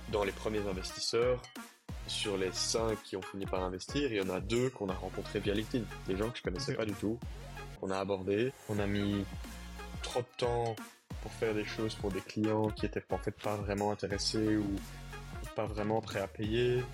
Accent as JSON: {"language": "French", "town": "Brussels", "region": "Brussels-Capital Region", "country": "Belgium", "moved": "yes", "said": "Quand tu viens de mon milieu, c'est-à-dire un milieu euh, assez bourgeois, privilégié, euh, bruxellois, euh, avec une famille bilingue"}